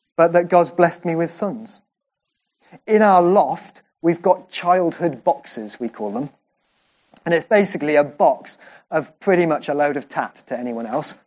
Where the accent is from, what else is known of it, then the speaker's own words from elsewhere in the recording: Welsh, Wales, United Kingdom; I'm Welsh.